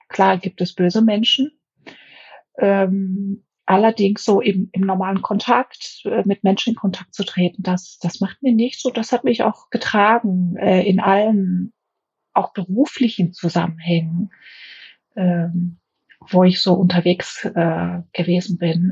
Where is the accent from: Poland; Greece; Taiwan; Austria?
Greece; now in Germany; Ich habe viele Jahre als Griechin in Deutschland gelebt, habe auch einen griechischen Pass gehabt